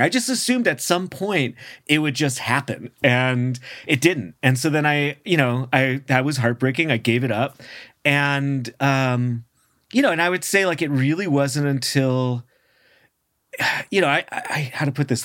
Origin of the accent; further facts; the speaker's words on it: San Francisco, California, United States; as a kiddo growing up in San Francisco